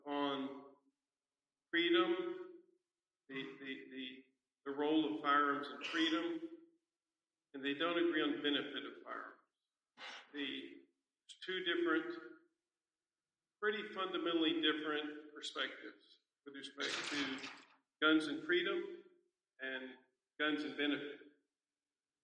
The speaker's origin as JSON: {"language": "English", "town": "San Antonio", "region": "Texas", "country": "United States", "said": "I'm from San Antonio, Texas."}